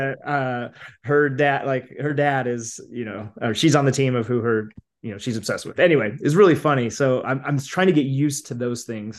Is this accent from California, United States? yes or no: no; Idaho, United States; now in Boise, United States; I grew up in Northern Idaho. I now live in Boise, but grew up in Idaho, kind of a smaller town